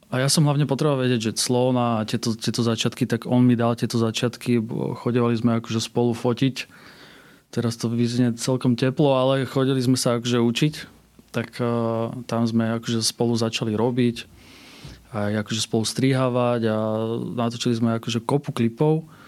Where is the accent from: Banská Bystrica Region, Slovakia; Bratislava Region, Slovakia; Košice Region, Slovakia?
Bratislava Region, Slovakia; Pezinok; u nás v Pezinku